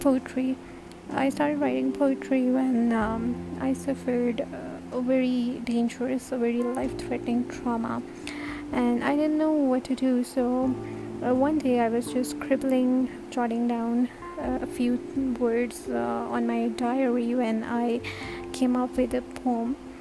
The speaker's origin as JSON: {"language": "English", "country": "Turkey", "said": "I'm from Turkey."}